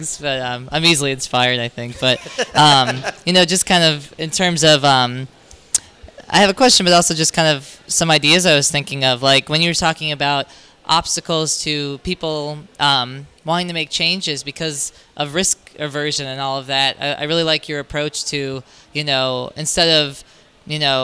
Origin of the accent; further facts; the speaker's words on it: Florida, United States; I'm from the South, so we just talk, you know, so, you know, she, I'm a Florida cracker.